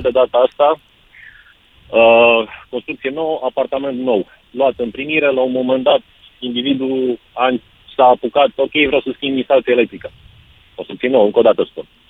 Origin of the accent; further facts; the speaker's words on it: Romania; suntem români, suntem balcanici